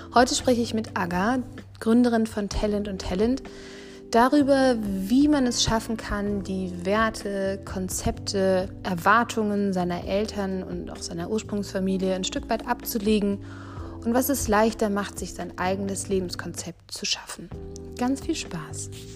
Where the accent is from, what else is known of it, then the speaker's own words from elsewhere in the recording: Fulda, Hesse, Germany; moved away; ich komme aus Fulda